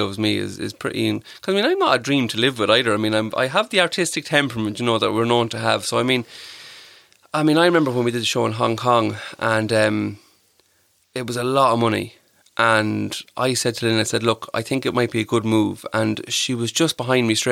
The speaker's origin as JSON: {"language": "English", "town": "Clara", "region": "County Offaly", "country": "Ireland", "tie": "born or raised there", "lives_now": "Tullamore, Ireland", "said": "I'll always say I'm from Clara. I grew up in Clara, from Clara."}